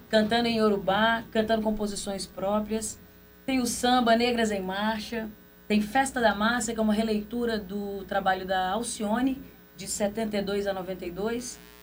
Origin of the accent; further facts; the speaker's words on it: Belo Horizonte, Minas Gerais, Brazil; now in São Paulo, Brazil; Sou de Belo Horizonte, estou também há 11 anos em São